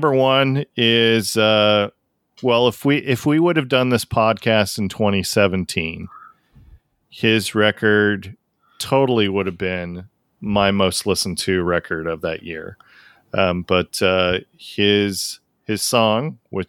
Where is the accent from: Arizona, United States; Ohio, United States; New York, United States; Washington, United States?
Washington, United States; Tacoma; moved away; Every time that I go back to Washington State, so, you know, I grew up in Tacoma